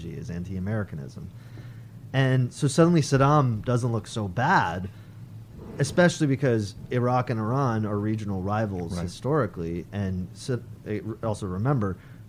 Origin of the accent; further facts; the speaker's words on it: Canada; I'm Canadian